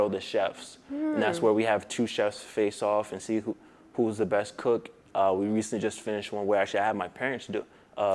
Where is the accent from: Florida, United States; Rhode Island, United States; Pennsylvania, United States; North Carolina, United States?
Rhode Island, United States; Providence; I'm from Providence, Rhode Island, born and raised